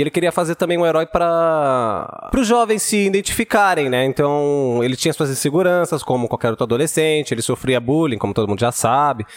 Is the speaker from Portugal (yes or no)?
no; Brazil; a gente é brasileiro